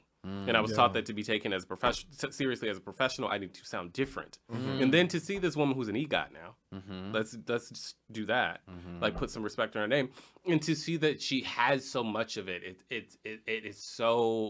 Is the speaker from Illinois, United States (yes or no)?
yes; Chicago, Illinois, United States; And I'm from Chicago. I've not lived there for a long time. I went to Howard. I worked in corporate America. I've lost so much of my accent from Chicago.